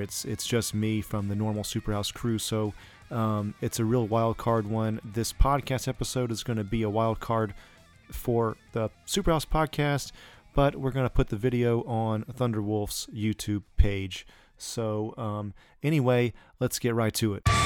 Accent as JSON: {"language": "English", "country": "United States", "also_born_or_lived": "Japan", "moved": "as an adult", "said": "I'm from Alabama and Georgia"}